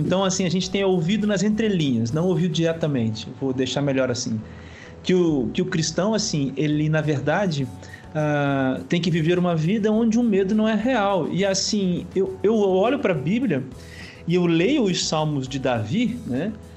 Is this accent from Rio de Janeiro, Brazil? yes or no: yes; Itaperuna, Rio de Janeiro, Brazil; nós somos de Itaperuna, no estado do Rio de Janeiro